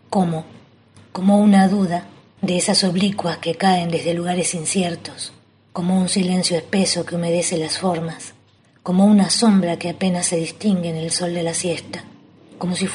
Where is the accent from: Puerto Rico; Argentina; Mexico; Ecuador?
Argentina; Buenos Aires; born there; now in La Rioja, Argentina; si bien nací en Buenos Aires